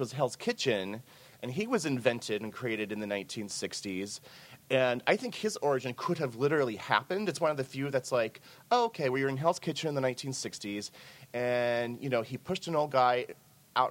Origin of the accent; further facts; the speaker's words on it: the Ozarks, United States; moved away as an adult; now in New York, United States; I grew up in the Ozarks. So I didn't move to New York until the 1990s.